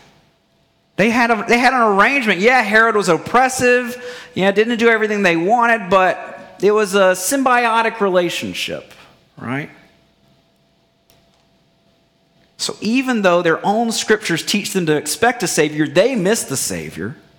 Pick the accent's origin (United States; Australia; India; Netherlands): United States; Bible Belt, Southern United States; growing up in the Bible Belt